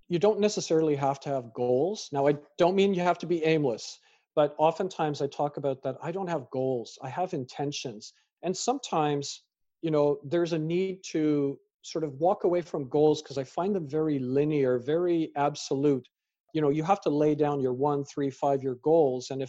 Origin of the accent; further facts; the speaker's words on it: Canada; also born or lived in United Kingdom; as a British born Canadian with parents from Fiji and, you know, grandparents from India, who am I?